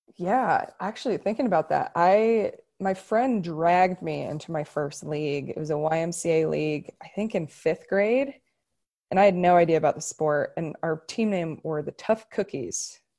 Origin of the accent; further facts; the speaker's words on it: Omaha, Nebraska, United States; moved away as an adult; also born or lived in Denver; I'm from Omaha, Nebraska, and volleyball's really big there, and I had a really, really good club team